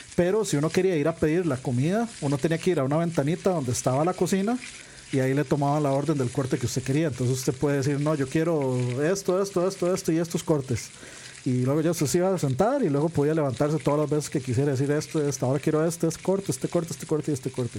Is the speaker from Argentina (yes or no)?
no; Costa Rica; uno como tico